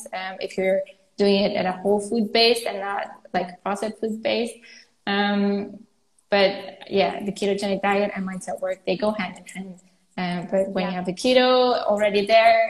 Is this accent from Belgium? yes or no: yes; Flanders, Belgium; I'm Flemish, I'm from Belgium too